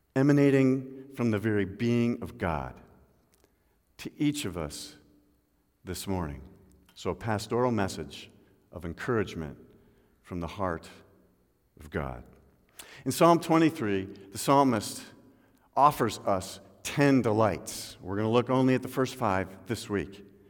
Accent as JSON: {"language": "English", "region": "Midwest", "country": "United States", "tie": "born or raised there", "also_born_or_lived": "Seattle", "moved": "yes", "said": "I remember as a boy, uh, growing up in the Midwest"}